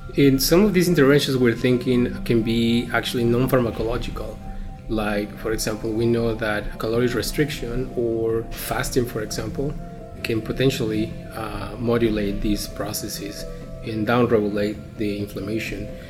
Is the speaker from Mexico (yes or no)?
yes; Mexico; moved away as an adult; Growing up in Mexico and training as a physician in Mexico